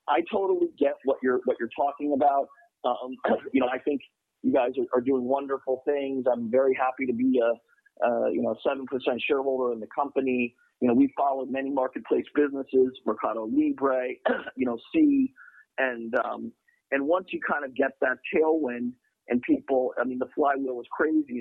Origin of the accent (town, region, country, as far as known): United States